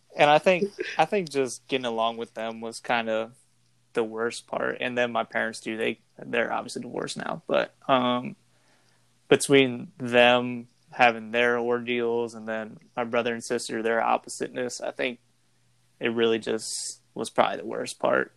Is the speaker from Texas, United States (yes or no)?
no; LaPlace, Louisiana, United States; We're from Laplace, Louisiana, Laplace, Laplace, Laplaque, however you want to say it